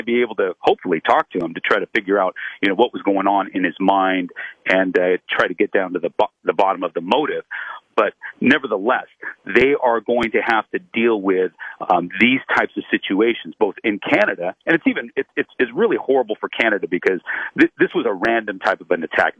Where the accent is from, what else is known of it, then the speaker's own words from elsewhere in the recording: Los Angeles, California, United States; I'm from Los Angeles. I'm here right now.